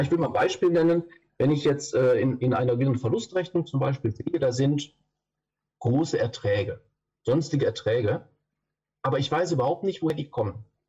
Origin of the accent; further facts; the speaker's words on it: Düsseldorf, North Rhine-Westphalia, Germany; ich komme aus Düsseldorf. Da bin ich im Moment gerade auch